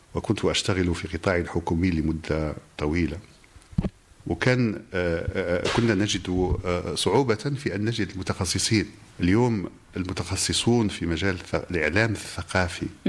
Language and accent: Arabic; Morocco; بلدنا المغرب